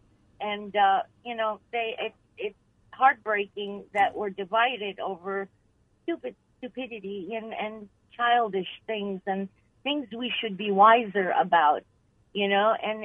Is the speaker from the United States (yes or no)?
yes; Chicago, Illinois, United States; I came from parents who came during the Reagan administration. I was born in Chicago. Mm-hmm. Basically they, you know, I was brought up in Chicago conservative.